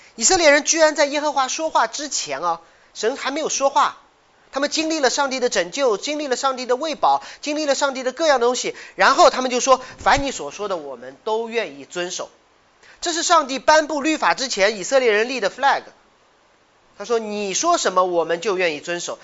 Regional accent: China; 你小看我中国人的学习能力

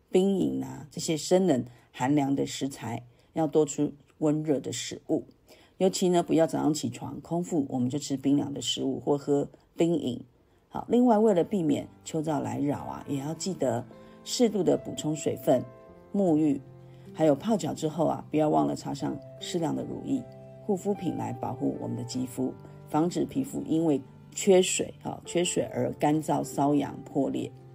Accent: Taiwan; 就是等待这个我们台湾这边开放。

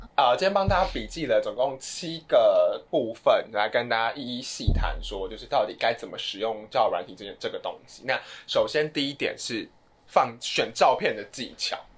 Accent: Taiwan

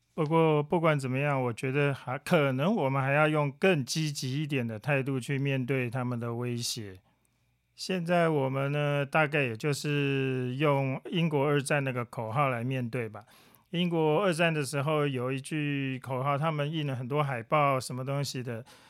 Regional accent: Taiwan; 对我们台湾人来讲

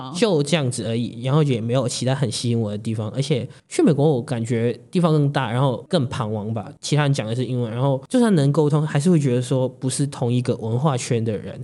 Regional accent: Hong Kong; moved away as an adult; now in Taiwan; 我来自香港

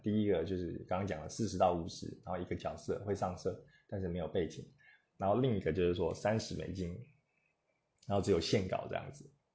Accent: Taiwan; 我们台湾人

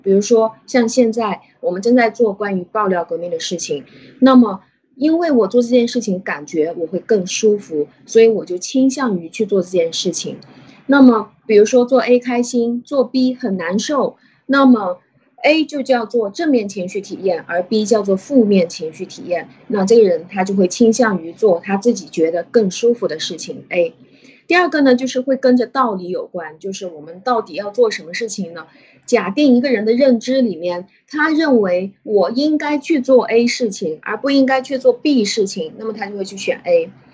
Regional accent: China; 我们中国人

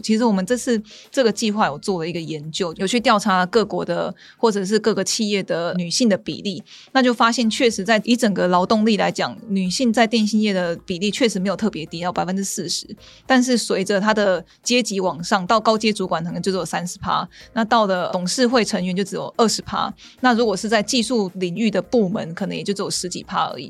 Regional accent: Taiwan; 我们台湾这边

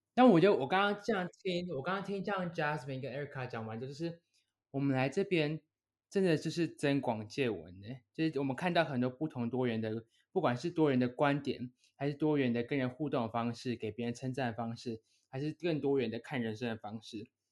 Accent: Taiwan; moved away as an adult; now in Abu Dhabi, United Arab Emirates; 我们从小在台湾

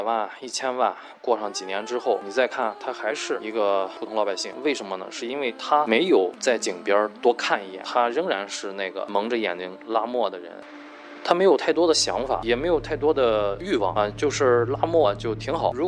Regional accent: China; 我们中国人最擅长的不是发明创造，而是复制

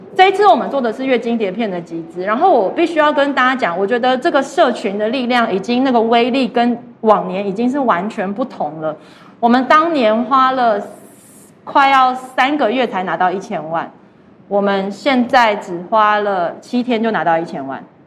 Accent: Taiwan; moved away as an adult; also born or lived in United States; 我是一个台湾长大的女生

